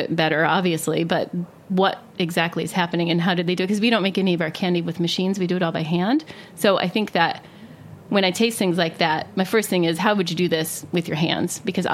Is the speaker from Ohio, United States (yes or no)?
yes; Ohio, United States; I grew up in Ohio